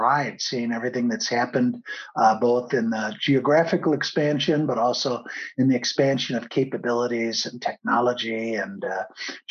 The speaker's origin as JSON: {"language": "English", "town": "Chicago", "region": "Illinois", "country": "United States", "tie": "born or raised there", "also_born_or_lived": "Italy / Spain / Brussels", "moved": "as an adult", "lives_now": "Germany", "said": "I was born and raised in Chicago, studied economics"}